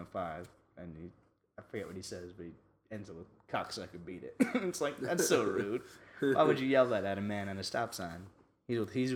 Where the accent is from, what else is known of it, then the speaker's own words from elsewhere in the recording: New York, United States; we're from New York